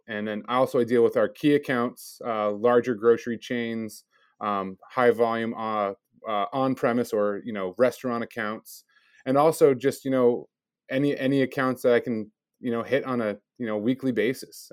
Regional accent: Milford, United States; born and raised in Milford, although I traveled around the country a bit, but I, I ended up graduating from Milford High School

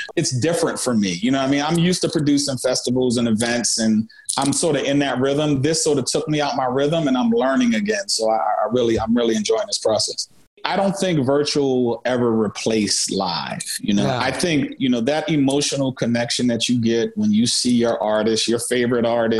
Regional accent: Philadelphia, Pennsylvania, United States; I grew up in Philly

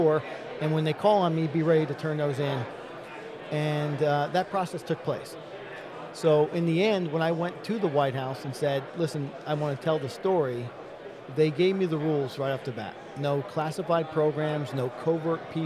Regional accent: Newburgh, New York, United States; I grew up in Newburgh, New York

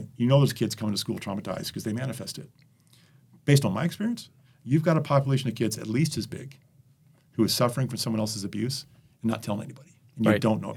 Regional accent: United States; also born or lived in Bolivia; I'm an American guy

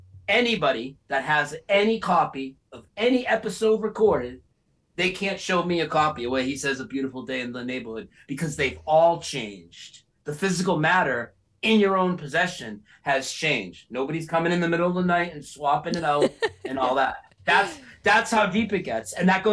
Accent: Lowell, Massachusetts, United States; moved away as an adult; now in North Carolina, United States; I lived there 42 years. I just moved to North Carolina 2 years ago. I lived in Lowell, Massachusetts, same hometown as Ed McMahon. I lived there my whole life.

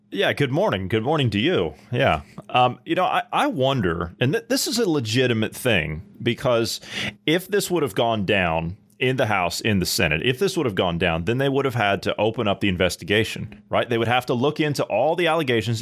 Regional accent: United States; as an American, as a as a born and raised U.S. passport holding American

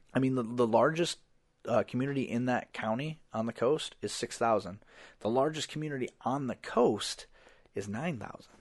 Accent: Iowa, United States; we're from Iowa.

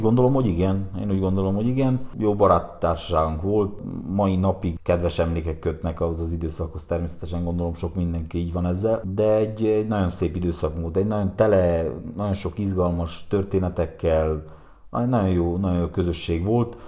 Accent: Galócás, Harghita County, Romania; mi először, ö, tömbházban nőttünk fel. Galocásnak volt, ö, egy nagyon nagy gyára

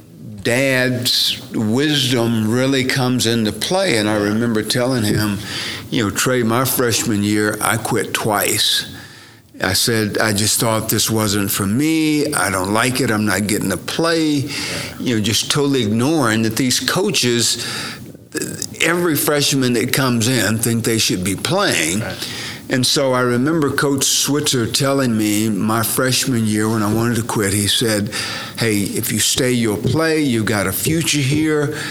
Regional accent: Eufaula, Oklahoma, United States; my upbringing and growing up in Eufaula, Oklahoma

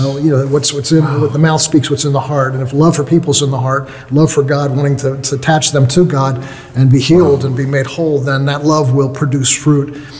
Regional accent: United States; i'm from the united states

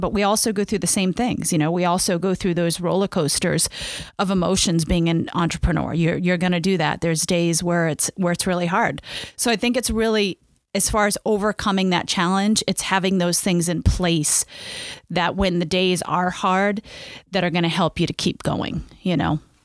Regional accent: Maine, United States; I grew up in Maine

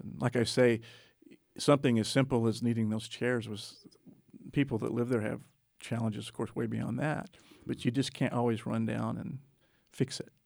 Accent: Texas, United States; I grew up actually in Texas, and I always say my home is I thirty-five corridor

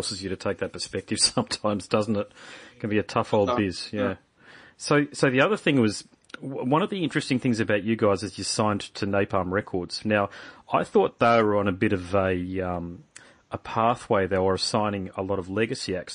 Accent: Brisbane, Queensland, Australia; I'm from Brisbane, as I say, Queensland, Brisbane

